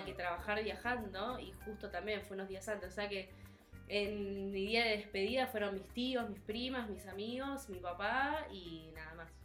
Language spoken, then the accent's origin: Spanish; Bahía Blanca, Buenos Aires Province, Argentina; moved away as an adult; soy de la ciudad de Bahía Blanca, que queda bien, queda al sur de la provincia de Buenos Aires